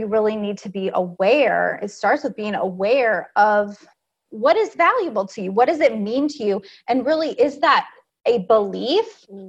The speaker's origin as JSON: {"language": "English", "region": "California", "country": "United States", "said": "I'm originally from California."}